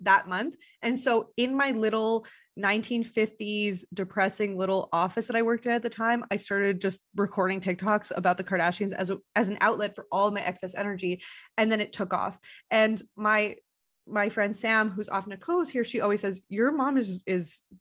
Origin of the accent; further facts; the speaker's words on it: Montreal, Quebec, Canada; moved away; people that I know from Montreal. It's my hometown